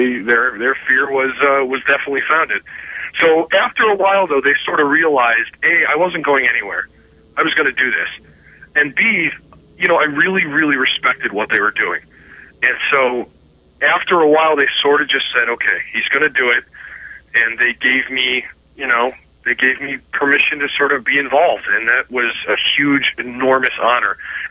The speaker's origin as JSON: {"language": "English", "town": "Cleveland", "region": "Ohio", "country": "United States", "said": "I was a kid from Cleveland, Ohio"}